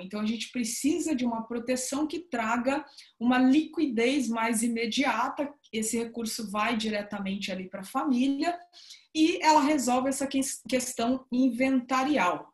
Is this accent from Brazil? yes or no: yes; interior of São Paulo, Brazil; now in Salvador, Brazil; estou falando aqui diretamente de, de Salvador, mas sou do interior de São Paulo também, sou paulista